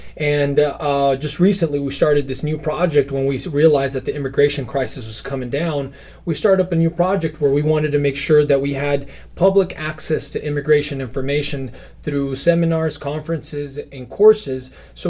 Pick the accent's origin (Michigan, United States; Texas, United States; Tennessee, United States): Texas, United States; Houston; also born or lived in Tampico, Mexico; I was raised on both sides of the border. I was raised in Houston. I was raised in Tampico, Mexico.